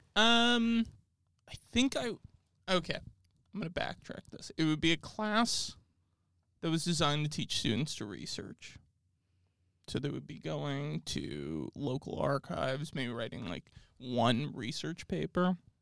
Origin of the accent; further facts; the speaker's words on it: Orange County, California, United States; I was born in Orange County.